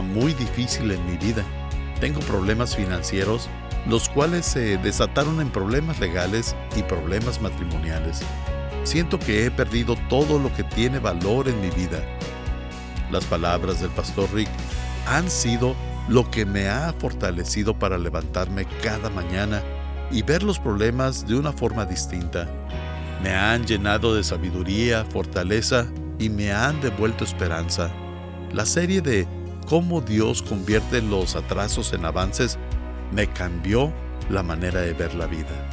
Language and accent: Spanish; Guatemala; soy de Guatemala